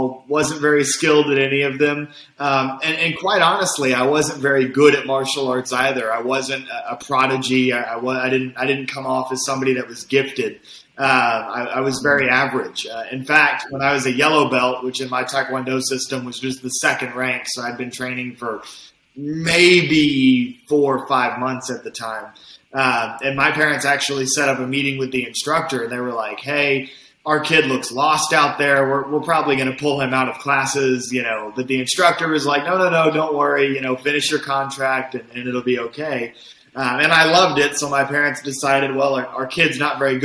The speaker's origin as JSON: {"language": "English", "region": "Kentucky", "country": "United States", "tie": "born or raised there", "also_born_or_lived": "California / Oklahoma City", "moved": "as an adult", "lives_now": "Washington, D.C., United States", "said": "I was born and raised in Kentucky"}